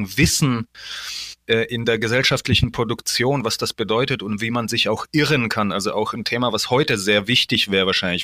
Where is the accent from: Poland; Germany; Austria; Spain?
Poland; moved away; wir kommen ja aus Polen